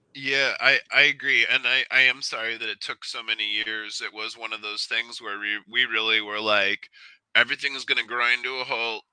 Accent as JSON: {"language": "English", "town": "Cleveland", "region": "Ohio", "country": "United States", "tie": "born or raised there", "said": "I grew up in Cleveland"}